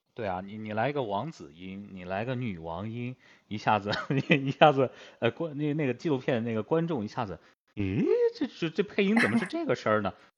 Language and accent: Chinese; Yunnan, China; 我是云南的